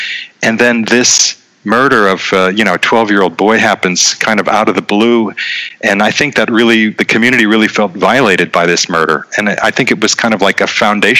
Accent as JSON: {"language": "English", "town": "Boardman", "region": "Ohio", "country": "United States", "tie": "born or raised there", "also_born_or_lived": "Youngstown, Ohio / New York / Vienna, Austria", "moved": "as an adult", "lives_now": "Prague, Czech Republic", "said": "I was born in Youngstown, grew up in Boardman, like you said. I went to school at Miami University in Oxford, so I stayed in Ohio for the first 22 years"}